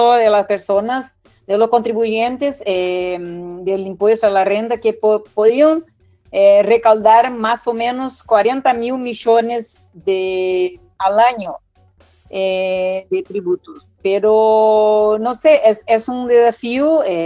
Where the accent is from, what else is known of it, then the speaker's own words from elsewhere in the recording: Brazil; nosotros en Brasil